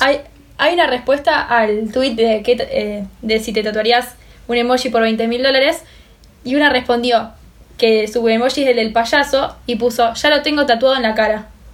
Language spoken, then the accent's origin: Spanish; Argentina; nosotros los argentinos, los argentinos no éramos latinos porque somos italianos